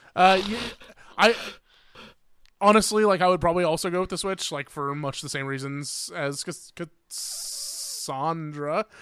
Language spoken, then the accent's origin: English; Indiana, United States; I'm from Indiana